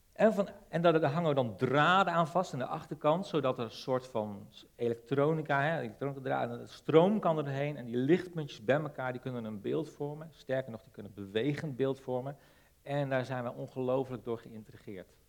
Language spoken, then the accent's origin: Dutch; Netherlands